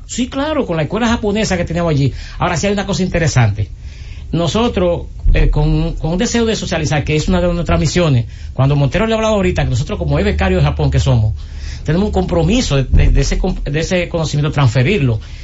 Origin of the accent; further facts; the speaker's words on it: Cabrera, María Trinidad Sánchez, Dominican Republic; en mi pueblo de Cabrera o en la región nordeste